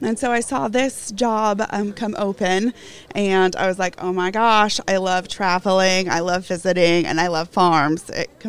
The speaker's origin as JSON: {"language": "English", "town": "Wichita", "region": "Kansas", "country": "United States", "tie": "born or raised there", "said": "So I am originally from Wichita, Kansas."}